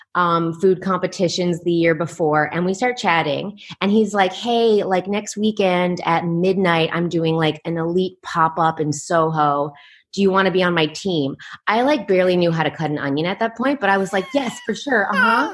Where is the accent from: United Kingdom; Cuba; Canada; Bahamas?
Canada; moved away as an adult; also born or lived in New York, United States / Netherlands; now in Taipei, Taiwan; I'm from Canada, but I've lived in Europe and I'm living, I'm in Taiwan right now